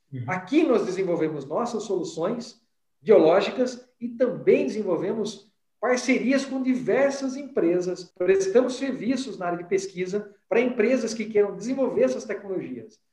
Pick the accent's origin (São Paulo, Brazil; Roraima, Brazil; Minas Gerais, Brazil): São Paulo, Brazil; Limeira; Eu sou natural de Limeira, aqui no interior do estado de São Paulo, eu né? nasci em Limeira.